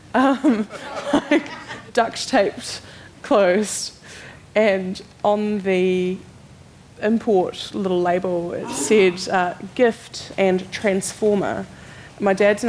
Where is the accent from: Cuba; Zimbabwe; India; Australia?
Zimbabwe; moved away; We come from Zimbabwe where, you know, when I grew up, you couldn't get things, so you had to make things